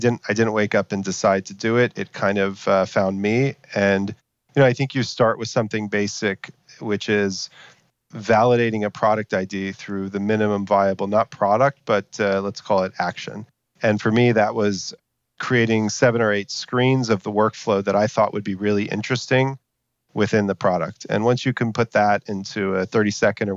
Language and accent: English; Texas, United States; I'm from Texas originally